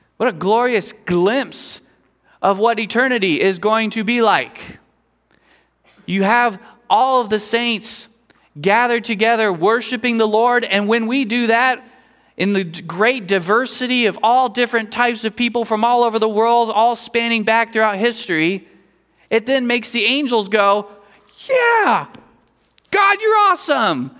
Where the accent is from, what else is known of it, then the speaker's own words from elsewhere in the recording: Kansas, United States; I was growing up in Kansas